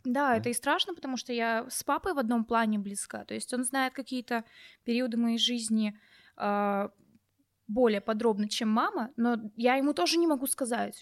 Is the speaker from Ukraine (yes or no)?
yes; Crimea, Ukraine; я вообще из Крыма. Угу. Я родилась при Украине